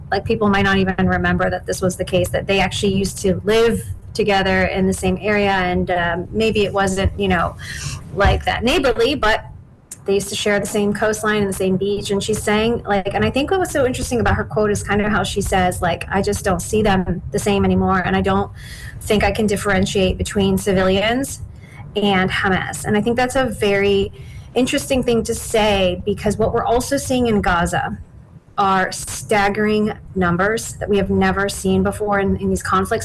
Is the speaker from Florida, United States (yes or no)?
yes; St. Petersburg, Florida, United States; moved away as an adult; now in Dubai, United Arab Emirates; I grew up in St. Pete, so I am a hometown girl, although I left a long time ago